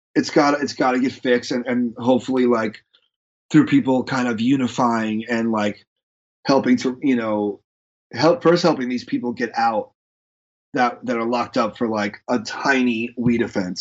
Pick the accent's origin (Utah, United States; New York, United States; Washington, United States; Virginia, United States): New York, United States; moved away; being a New Yorker